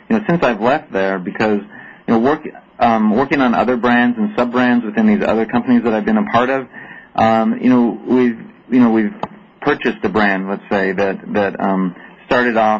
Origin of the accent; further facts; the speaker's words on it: United States; also born or lived in Denmark; as an American